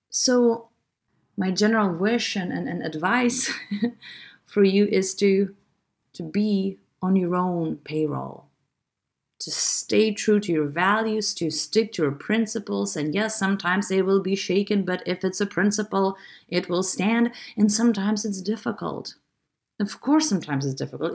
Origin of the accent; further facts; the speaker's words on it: Lithuania; I'm from Lithuania